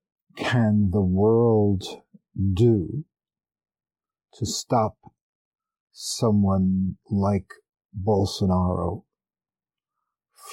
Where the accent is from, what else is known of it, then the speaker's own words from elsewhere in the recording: New York, United States; also born or lived in California; I was born and raised in New York and I've lived in New York for 25 years